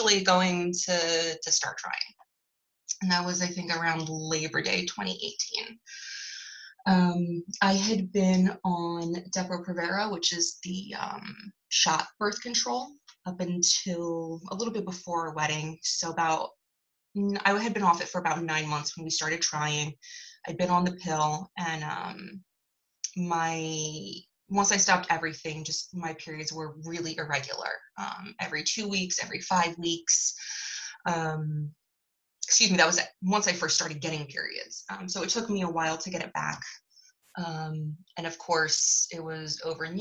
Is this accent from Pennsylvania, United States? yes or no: yes; Philadelphia, Pennsylvania, United States; I grew up in Philly and currently live there